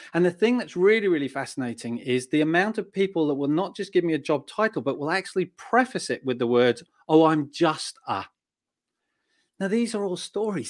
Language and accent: English; Australia; also born or lived in United Kingdom (born); now in United Kingdom; I grew up in Australia and, uh, and Um, I was probably the, the typical Aussie lad